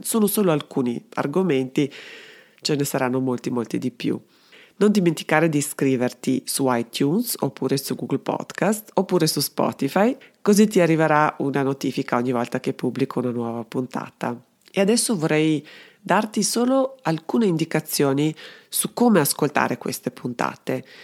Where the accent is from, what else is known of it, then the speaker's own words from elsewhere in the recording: Belgrade, Serbia; moved away as an adult; now in Trento, Italy; Sono dunque serbo-italiana, sono nata a Belgrado e vivo a Trento da tantissimi anni ormai